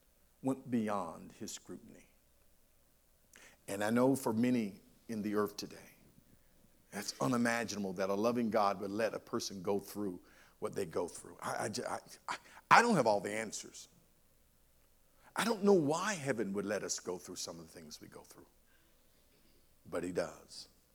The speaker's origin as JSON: {"language": "English", "town": "Monroe", "region": "North Carolina", "country": "United States", "tie": "born or raised there", "said": "I grew up in Union County, Monroe in particular, and this was when segregation was in motion."}